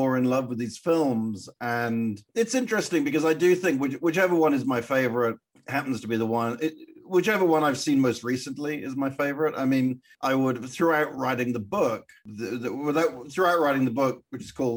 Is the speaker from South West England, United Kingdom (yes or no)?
yes; Wells, South West England, United Kingdom; I had grown up in Wells in Somerset